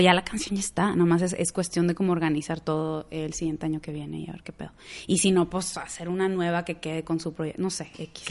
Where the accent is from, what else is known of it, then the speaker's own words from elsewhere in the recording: Monterrey, Nuevo León, Mexico; accent: regiomontano; moved away as an adult; also born or lived in Houston / Boston; now in Los Angeles, United States; soy de Monterrey también. Eh, ahorita vivo en Los Ángeles